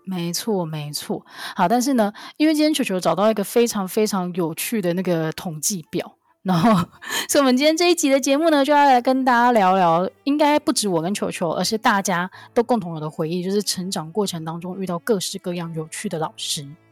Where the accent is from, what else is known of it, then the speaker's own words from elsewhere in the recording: Kaohsiung, Taiwan; 身为一个高雄人